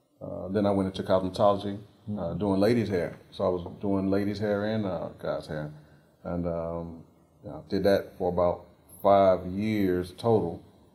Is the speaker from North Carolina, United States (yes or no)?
yes; Raleigh, North Carolina, United States; I'm from Southeast Raleigh. I was born and raised here, one of the few people that are still here that were raised in Raleigh.